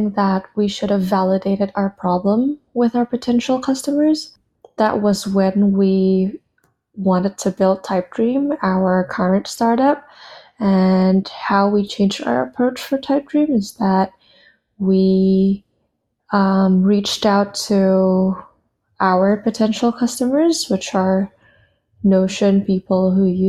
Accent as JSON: {"language": "English", "country": "Indonesia", "tie": "born or raised there", "moved": "as an adult", "lives_now": "United States", "said": "I was born and raised in Indonesia, and I moved to the US for college back in 2015"}